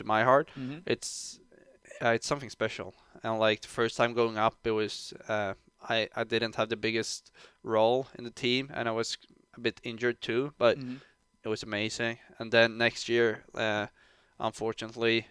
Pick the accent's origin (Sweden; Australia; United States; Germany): Sweden; Timrå, Västernorrland County; English is a second language; moved away; I'm from Timrå. It's a small city, or I don't know if you can call it a city, but it got a bigger city next to it, Sundsvall